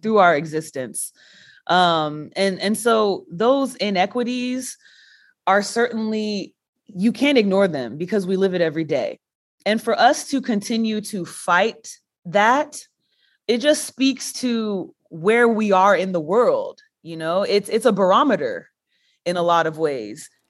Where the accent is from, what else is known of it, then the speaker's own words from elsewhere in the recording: Texas, United States; I'm from Texas